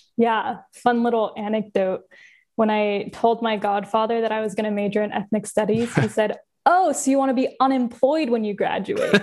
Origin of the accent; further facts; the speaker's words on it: Southern California, United States; I grew up in Southern California, uh, small town-ish